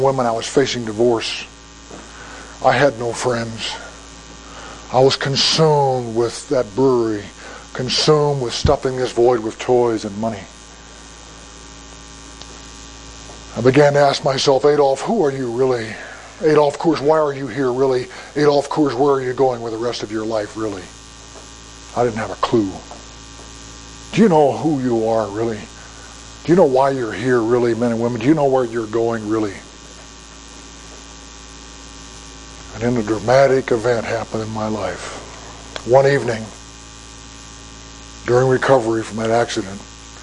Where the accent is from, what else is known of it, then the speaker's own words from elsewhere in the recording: United States; I'm an American.